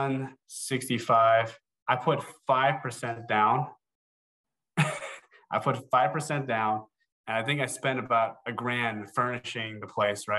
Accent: New Jersey, United States; moved away as an adult; also born or lived in Chicago; I'm originally from New Jersey

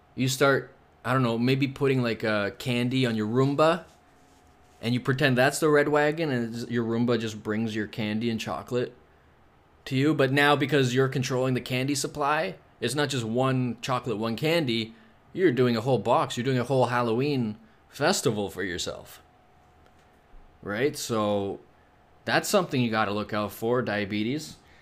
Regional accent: Toronto, Ontario, Canada; I'm from Toronto

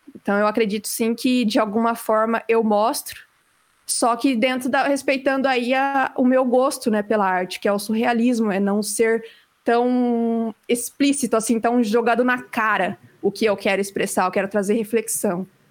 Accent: Campo Mourão, Paraná, Brazil; eu nasci e cresci aqui em Campo Mourão

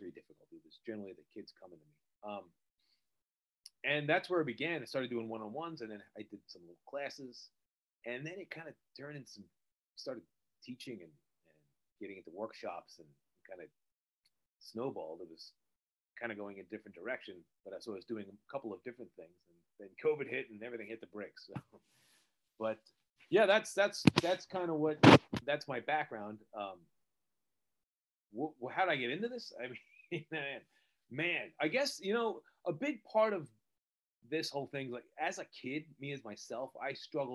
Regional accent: New Jersey, United States; also born or lived in Pennsylvania; I'm from New Jersey. I live right outside New York City

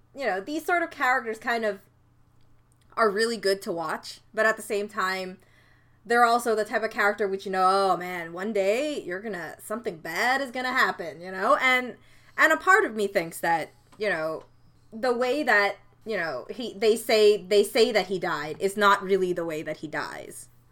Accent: Canada; being the Canadian that I am

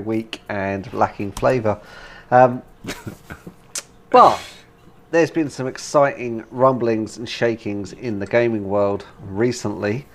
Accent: United Kingdom; Being a Brit

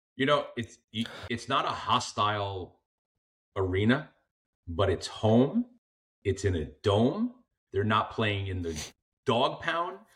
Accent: New York, United States; moved away as an adult; now in Florida, United States; I grew up in New York, thirty years

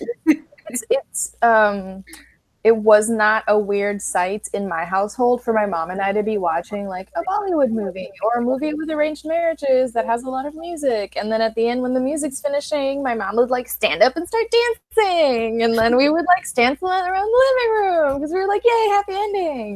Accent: Puerto Rico; growing up in Puerto Rico, like where were we supposed to meet anyone who practiced anything other than like Catholicism

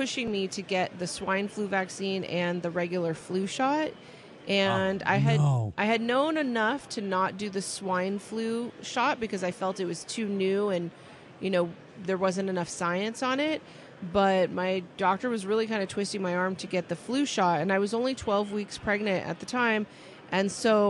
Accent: California, United States; I've born and raised in California

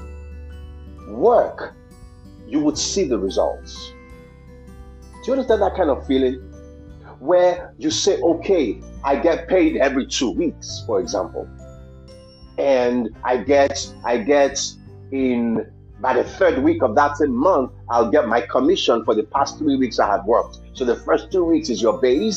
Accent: New York City, New York, United States; now in Aliso Viejo, United States; I'm always a New Yorker. I'm from Brooklyn

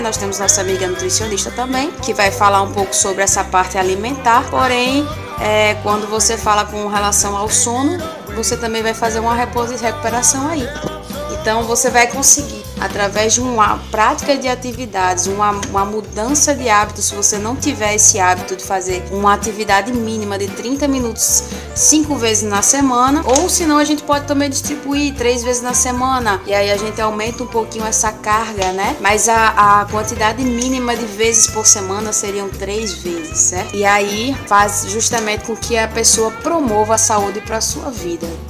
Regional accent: Natal, Rio Grande do Norte, Brazil; now in Aracaju, Brazil; eu sou natalense, mas moro aqui em Aracaju

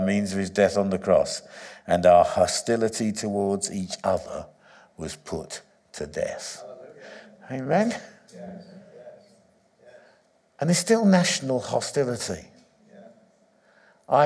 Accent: England, United Kingdom; I was born in England, but my identity is not English

